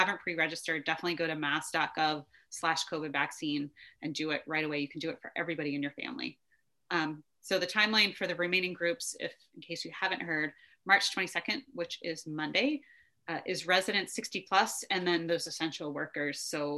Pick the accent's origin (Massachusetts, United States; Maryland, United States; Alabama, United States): Massachusetts, United States; Brockton; I think the last stop of the train is in my hometown, Brockton, Mass.